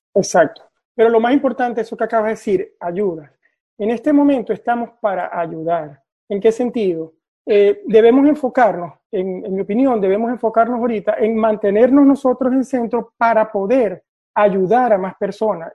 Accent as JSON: {"language": "Spanish", "country": "Venezuela", "moved": "as an adult", "lives_now": "Oslo, Norway", "said": "vivo en Noruega, en Oslo, desde hace 12 años y soy venezolano"}